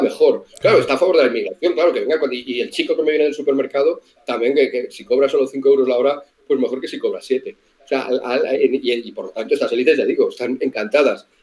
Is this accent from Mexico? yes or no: no; Spain; como españoles